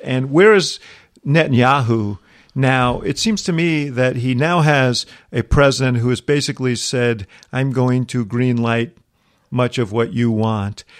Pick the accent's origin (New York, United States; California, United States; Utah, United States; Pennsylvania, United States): New York, United States; moved away as an adult; I grew up in New York and, um, in the city